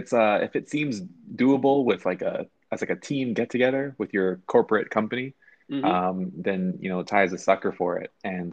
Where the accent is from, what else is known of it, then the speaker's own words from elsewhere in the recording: Canada; we are both dealing with being Canadian citizens.